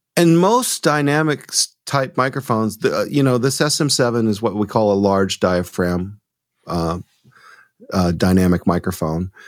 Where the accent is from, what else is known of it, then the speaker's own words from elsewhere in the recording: Rome, Georgia, United States; moved away as an adult; now in Tucson, United States; I'm from Georgia too. So I, okay. I grew up in uh, outside of Rome